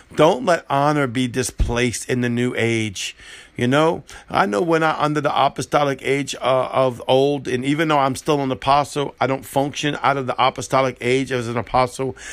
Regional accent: New Orleans, Louisiana, United States; I'm, I'm from New Orleans, I'm a gumbo

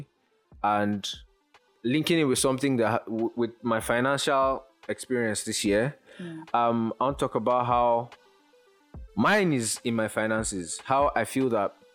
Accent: Lagos, Nigeria; I grew up in Lagos.

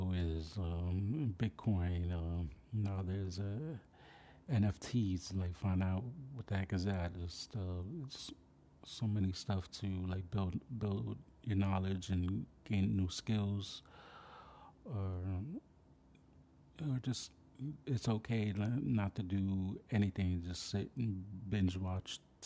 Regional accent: New York City, New York, United States; from my hometown of the Bronx, New York, aka Wakanda

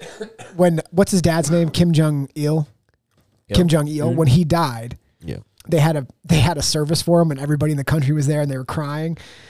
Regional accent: Pennsylvania, United States; I'm from Pennsylvania

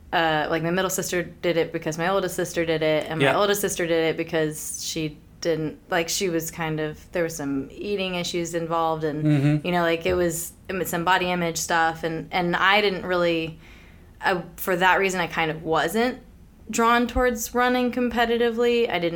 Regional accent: Richmond, Virginia, United States; Richmond, Virginia.

